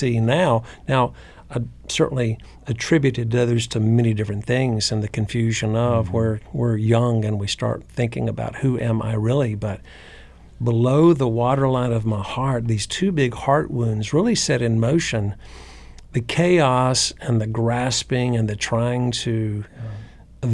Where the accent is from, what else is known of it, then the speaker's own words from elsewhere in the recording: North Carolina, United States; Church I grew up in North Carolina was neither conservative or liberal. It was just Southern